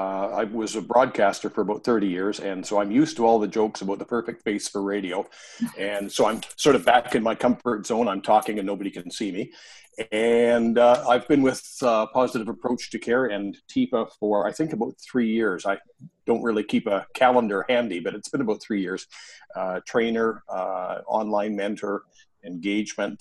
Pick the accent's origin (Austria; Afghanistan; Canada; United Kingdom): Canada; also born or lived in Vancouver Island, Canada; now in Vancouver, Canada; I'm Canadian, eh